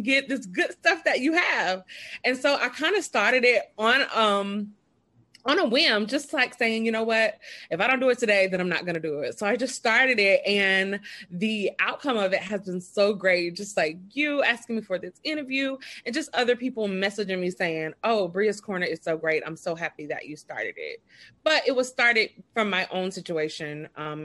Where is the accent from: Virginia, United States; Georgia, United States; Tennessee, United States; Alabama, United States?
Alabama, United States; Birmingham; I am from Birmingham, Alabama